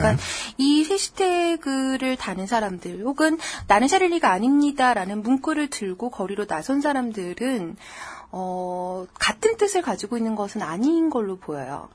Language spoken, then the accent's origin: Korean; South Korea; 저는 한국 사람이고요